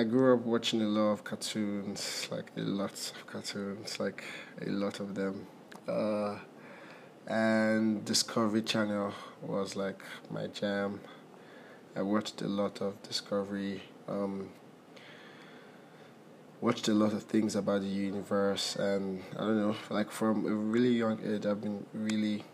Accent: Nigeria; also born or lived in London / Abia State; I'm a Nigerian. My parents are Nigerian. I was actually born in London. I grew up in Nigeria. I'm Igbo. We're from Abia State

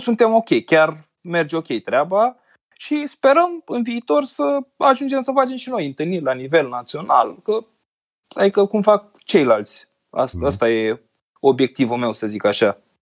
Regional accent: Constanța, Constanța County, Romania; moved away as an adult; now in Bucharest, Romania; eu sunt din Constanța, am făcut facultatea la București, m-am mutat acolo cu jobul

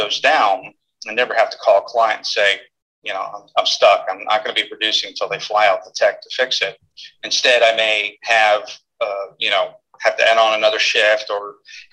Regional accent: Pennsylvania, United States; moved away as an adult; also born or lived in Texas; It's my hometown, my home state.

